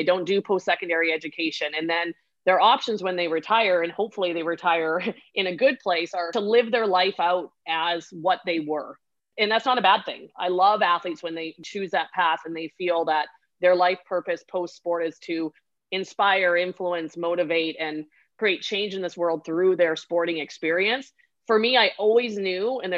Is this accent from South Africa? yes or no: no; Vancouver Island, British Columbia, Canada; I'm from Vancouver Island. So we would ski at my home hill, which I love endlessly, is Mount Washington on the island